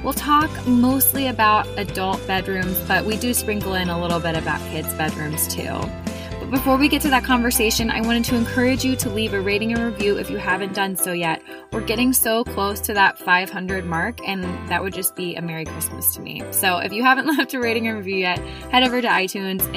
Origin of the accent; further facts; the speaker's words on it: Columbus, United States; we're both from Columbus